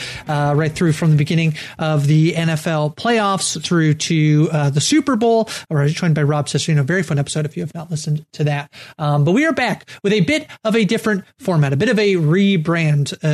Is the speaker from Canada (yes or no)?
yes; Canada; I'm a Canadian